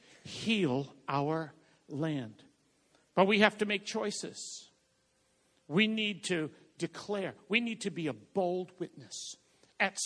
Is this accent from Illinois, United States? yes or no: no; Boston, Massachusetts, United States; I'm from Boston